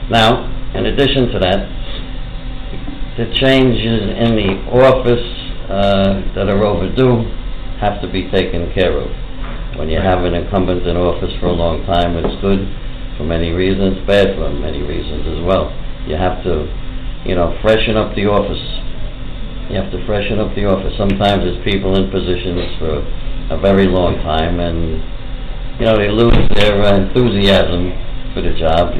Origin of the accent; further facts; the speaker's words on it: New York City, New York, United States; I grew up in Woodside, Woodside Section, Queens